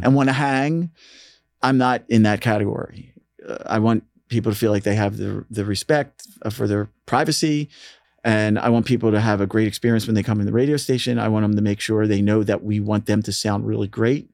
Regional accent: Philadelphia, Pennsylvania, United States; growing up in Philly, I mean, the sound of Philly had has probably had musically, as a fan, the most impact on me.

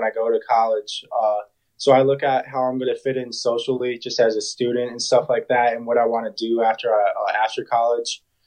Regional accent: Ohio, United States; growing up in Ohio, I was obviously an Ohio State fan growing up

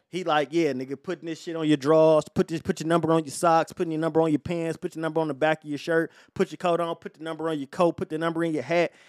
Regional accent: Detroit, Michigan, United States; I'm from Detroit

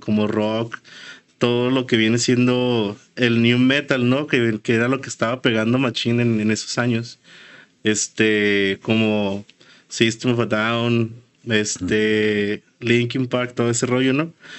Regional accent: Ciudad Juárez, Chihuahua, Mexico; venimos de Juárez

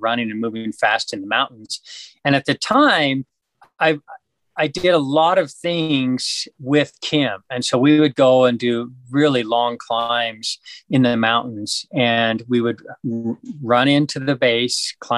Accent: Idaho, United States; now in Utah, United States; I grew up in Idaho, and I was a Boy Scout

